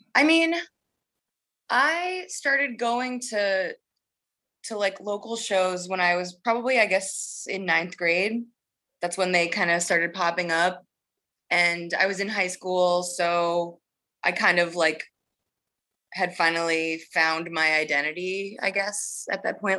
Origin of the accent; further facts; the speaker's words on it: Massachusetts, United States; moved away as an adult; also born or lived in Boston / Oakland; now in Los Angeles, United States; I'm from Massachusetts, growing up in the Northeast